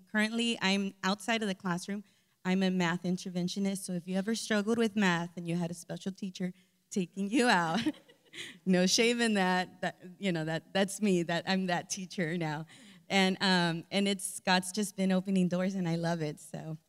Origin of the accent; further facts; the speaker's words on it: Houston, Texas, United States; also born or lived in Austin, Texas; I'm from Austin, Texas. I am a Houston native, though. I was born here.